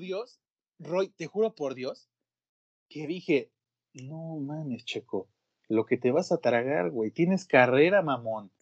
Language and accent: Spanish; Mexico; mi país